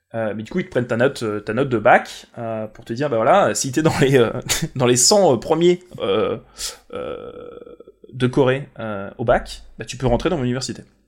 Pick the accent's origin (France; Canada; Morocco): France; tu leur dis que t'es français